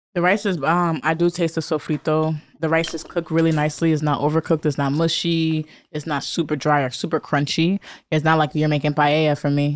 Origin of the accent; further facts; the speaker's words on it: Bridgeport, Connecticut, United States; I'm from Bridgeport, Connecticut. We consider that the hood of Connecticut.